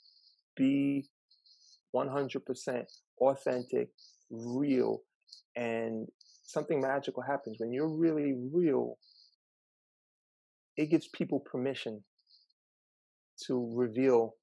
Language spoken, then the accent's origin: English; New York City, New York, United States; I decided to return to my hometown to teach